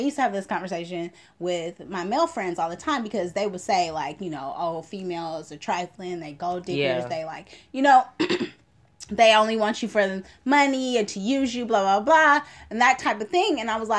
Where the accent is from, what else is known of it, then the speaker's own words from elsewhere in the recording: Oakland, California, United States; because I'm from Oakland.